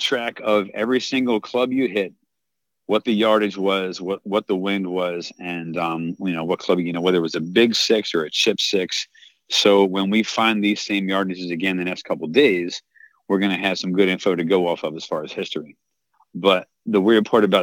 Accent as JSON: {"language": "English", "town": "Baltimore", "region": "Maryland", "country": "United States", "tie": "born or raised there", "moved": "yes", "said": "I'm a Calvert Hall Cardinal. That's where I went to high school. That's my high school mascot."}